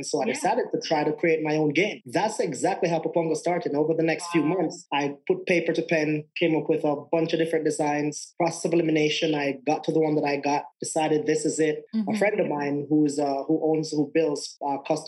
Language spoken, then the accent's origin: English; Jamaica; moved away as an adult; also born or lived in England; now in Denver, United States; I'm from Jamaica, and I live in Denver, Colorado now